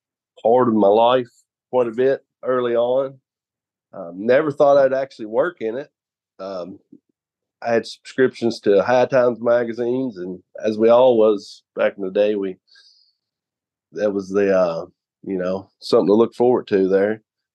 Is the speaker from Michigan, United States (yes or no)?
no; Raywick, Kentucky, United States; So I grew up in, my hometown, Raywick